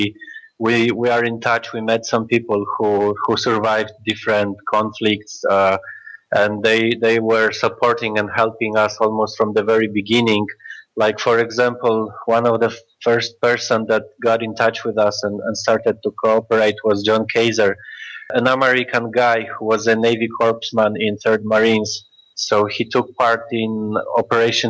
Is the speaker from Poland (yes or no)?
yes; Warsaw, Masovian Voivodeship, Poland; we are from Warsaw, Poland